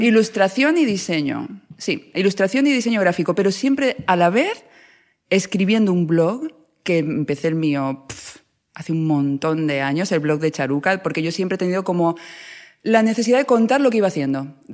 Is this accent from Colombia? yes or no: no; Ciudad Real, Castilla-La Mancha, Spain; moved away; yo vengo de Ciudad Real